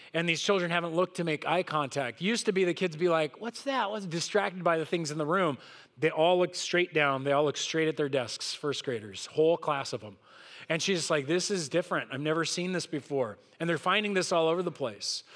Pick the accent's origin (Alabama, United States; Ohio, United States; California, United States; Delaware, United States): California, United States; Southern; I grew up here in Southern California